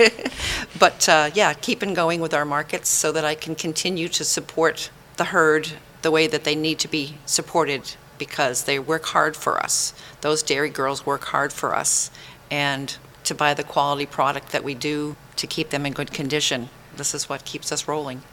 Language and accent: English; Maine, United States; now in Tennessee, United States; Up in Maine, I was born and raised in Maine